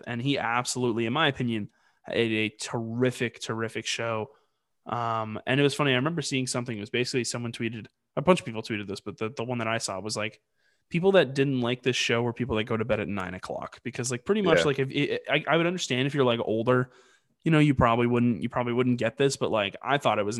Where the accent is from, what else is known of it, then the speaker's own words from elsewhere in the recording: New England, United States; we're obviously from New England.